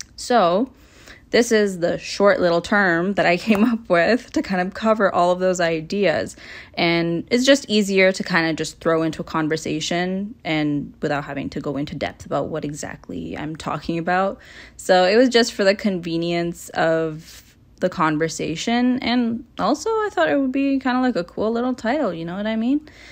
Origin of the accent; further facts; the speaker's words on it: Toronto, Ontario, Canada; born and raised in Toronto, Canada